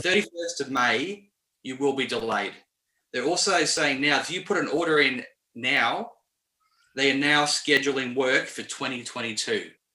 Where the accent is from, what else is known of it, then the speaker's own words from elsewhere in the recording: Melbourne, Victoria, Australia; moved away; I'm from Melbourne, so I love Melbourne